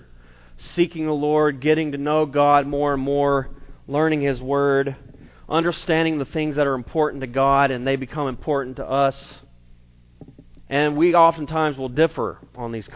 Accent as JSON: {"language": "English", "region": "South Carolina", "country": "United States", "tie": "born or raised there", "moved": "yes", "said": "growing up in South Carolina"}